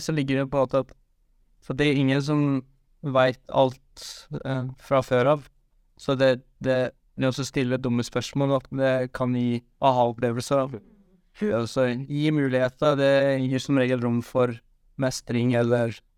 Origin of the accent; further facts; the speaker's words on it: Western Norway, Norway; jeg er fra Vestlandet